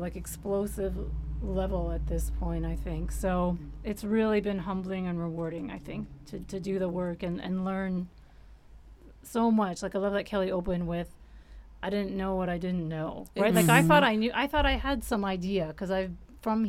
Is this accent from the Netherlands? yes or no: no; Windsor, Ontario, Canada; I grew up in Windsor, so I was close to Detroit